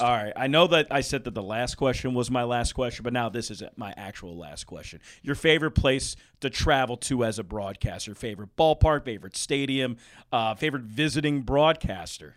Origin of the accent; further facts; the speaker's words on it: Philadelphia, Pennsylvania, United States; I'm from Philadelphia